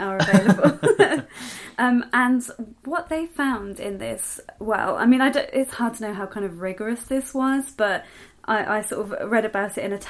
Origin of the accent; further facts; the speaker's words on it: Cheltenham, South West England, United Kingdom; accent: modern received pronunciation; I'm from Cheltenham, which is a town in the southwest of England.